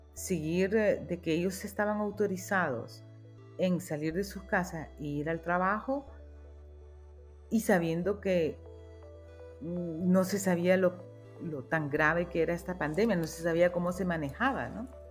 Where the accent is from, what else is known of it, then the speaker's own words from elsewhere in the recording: Tegucigalpa, Francisco Morazán, Honduras; yo nací en Tegucigalpa, o sea que soy una citadina